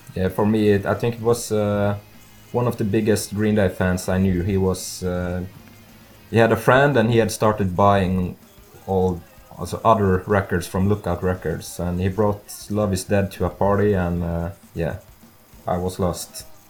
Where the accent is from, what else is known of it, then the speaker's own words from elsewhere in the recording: Norway; I'm from Norway